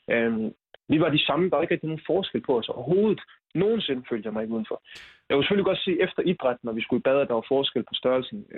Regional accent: Silkeborg, Central Denmark Region, Denmark; jeg kommer fra Silkeborg.

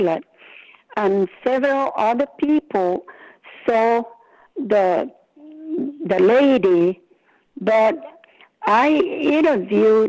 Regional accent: Northern Mariana Islands; born or raised there

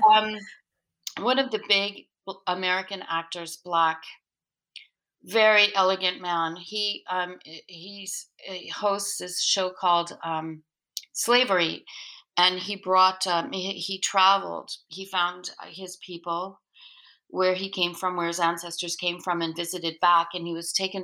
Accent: the Maritimes, Canada; now in Quebec, Canada; I grew up in the Maritimes

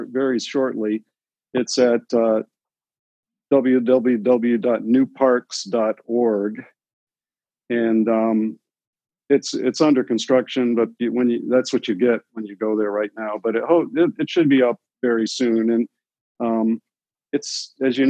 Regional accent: Michigan, United States; moved away; I'm from Michigan originally

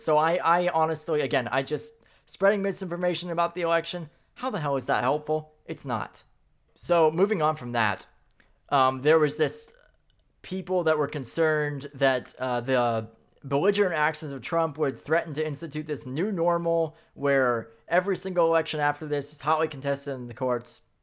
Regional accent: Middle of the country, United States; these middle of the country people, people like myself

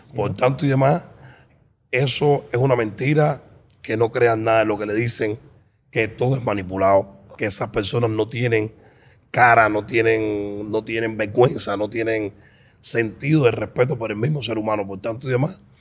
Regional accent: Cuba; moved away

